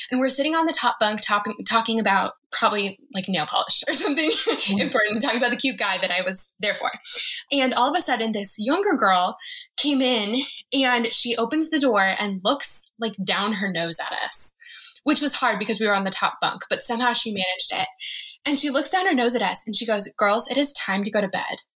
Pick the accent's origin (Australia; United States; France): United States; Colorado; No, and I'm from Colorado.